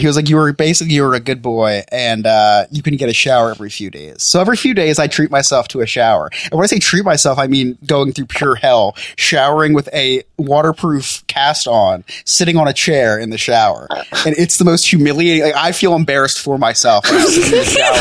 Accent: New Jersey, United States; I'm from New Jersey and not Florida

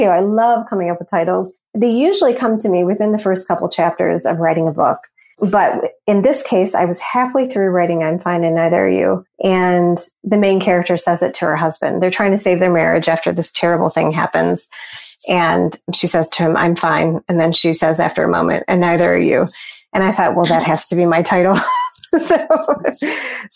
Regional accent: Ann Arbor, Michigan, United States; I grew up with Borders in Ann Arbor

